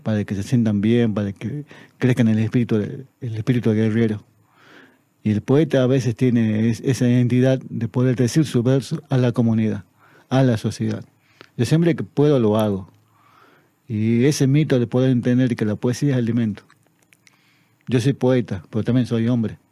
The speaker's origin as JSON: {"language": "Spanish", "town": "Tartagal", "region": "Salta", "country": "Argentina", "said": "es mi tierra"}